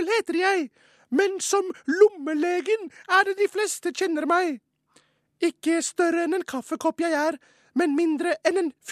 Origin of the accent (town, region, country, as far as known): Oslo, Norway